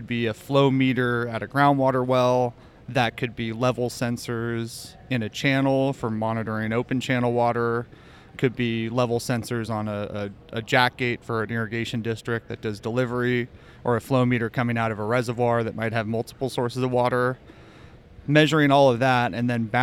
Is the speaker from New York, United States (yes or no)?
no; San Francisco, California, United States; also born or lived in Santa Barbara / San Luis Obispo; I grew up in the Bay Area originally, mostly living in city of San Francisco